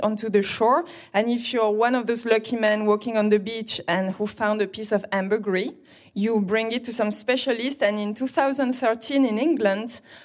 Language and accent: English; Grasse, Provence-Alpes-Côte d'Azur, France; I'm French, and I am born and raised in Grasse, a city of perfumes